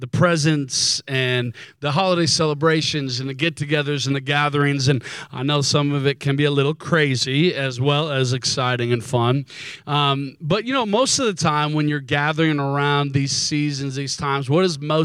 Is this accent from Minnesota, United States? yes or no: yes; Minnesota, United States; now in San Diego, United States; I'm originally from Minnesota